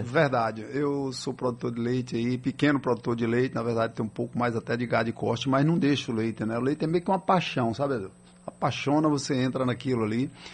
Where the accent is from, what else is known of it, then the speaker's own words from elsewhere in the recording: Miguel Calmon, Bahia, Brazil; eu que sou de Miguel Comon